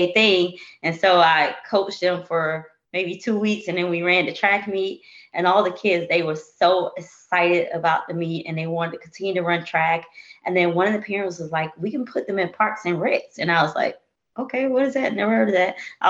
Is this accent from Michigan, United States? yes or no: no; Atlanta, Georgia, United States; now in Columbia, United States; I'm originally from Atlanta, Georgia. I currently reside in Columbia, South Carolina